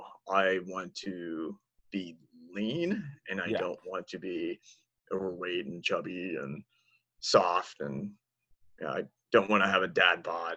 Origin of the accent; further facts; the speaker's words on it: Washington, D.C. area, United States; also born or lived in Tampa, Florida; now in Texas, United States; I was born in Tampa, and my dad was a Marine, and he was stationed there. But I spent most of my childhood near Washington, D.C.